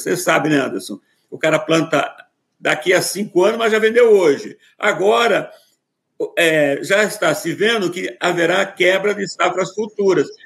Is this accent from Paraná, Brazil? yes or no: yes; interior of Paraná, Brazil; moved away; eu estou aqui no interior do Paraná, onde eu onde eu nasci